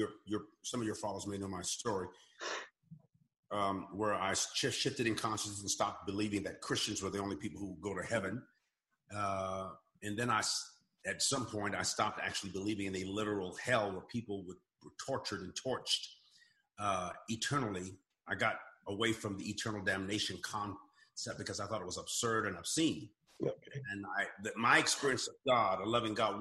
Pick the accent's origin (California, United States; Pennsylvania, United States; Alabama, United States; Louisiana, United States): California, United States; Southern; moved away as an adult; now in Oklahoma, United States; I grew up in Southern California, so we were very earthquake conscious. Now I'm in Oklahoma